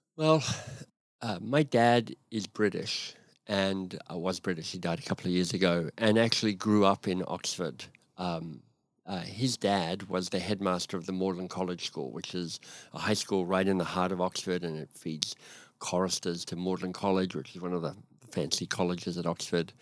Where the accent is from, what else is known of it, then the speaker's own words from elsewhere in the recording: Canberra, Australian Capital Territory, Australia; moved away as an adult; now in Canada; I live in Canada, but I grew up in Australia, in Canberra, and, um, had a very happy childhood.